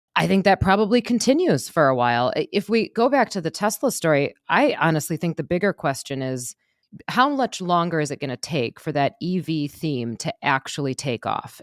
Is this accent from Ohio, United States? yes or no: no; Wisconsin, United States; I'm from Wisconsin